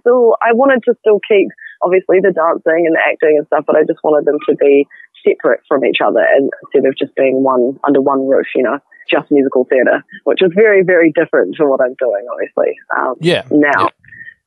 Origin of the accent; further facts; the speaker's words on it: Auckland, New Zealand; moved away as an adult; now in Christchurch, New Zealand; I'm actually from Auckland. Yeah, okay. I moved down to Christchurch when I was 18, so I've been here about 7 years.